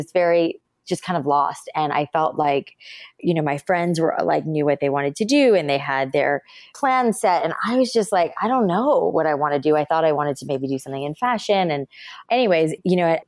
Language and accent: English; South Florida, United States; moved away as an adult; also born or lived in New York City; I grew up in South Florida